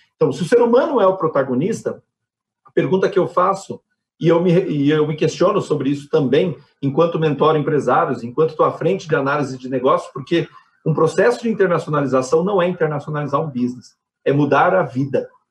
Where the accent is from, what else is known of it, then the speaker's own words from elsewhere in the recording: Brazil; enquanto brasileiros